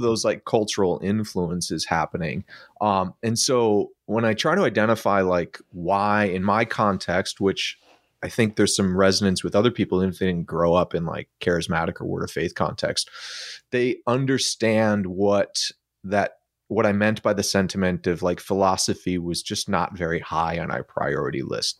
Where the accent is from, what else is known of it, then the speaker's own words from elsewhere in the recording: Midwest, United States; I'm an American that lived in the Midwest that was in an evangelical subculture